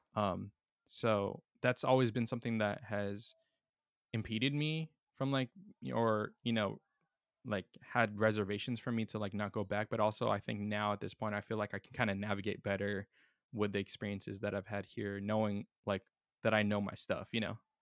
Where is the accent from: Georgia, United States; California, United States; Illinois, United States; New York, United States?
California, United States; San Diego; my hometown